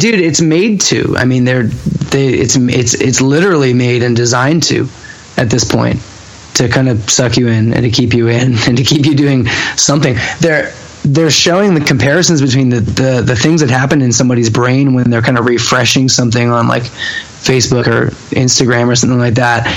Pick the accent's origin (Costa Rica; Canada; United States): Canada; Hamilton, Ontario; growing up in Hamilton